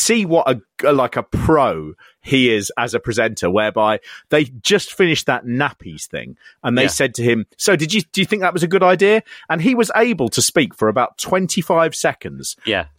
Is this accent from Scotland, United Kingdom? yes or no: no; London, United Kingdom; I come from London. I come from the city.